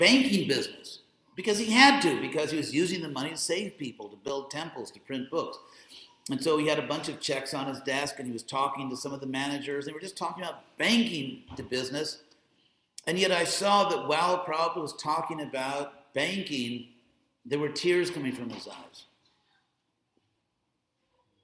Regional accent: West Coast, United States; also born or lived in Beverly Hills / Berkeley; I'm from the West Coast

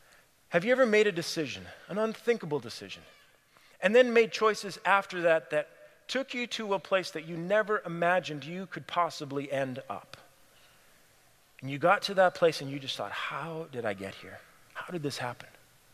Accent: Cameroon; I grew up in Cameroon, West Africa. And for my grade 11 year of high school, I went to a boarding school in Nigeria. And my parents stayed in Cameroon, the neighboring country.

